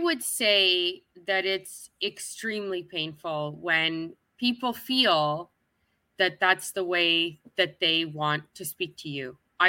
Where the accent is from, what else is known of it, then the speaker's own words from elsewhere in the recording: Canada; moved away as an adult; now in Kuwait; I'm living in Canada. I was born and raised in Canada. Well, I'm currently living in Kuwait, but that's still another wealthy nation. So I don't have the same background that someone would have who is indigenous to the land.